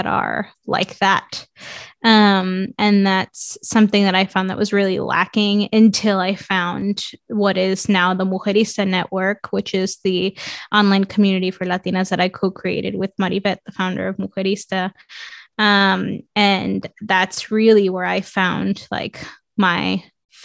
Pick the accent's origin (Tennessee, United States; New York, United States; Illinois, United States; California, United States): New York, United States; New York City; moved away as an adult; also born or lived in Mexico / Portland, Oregon; I grew up in Queens, New York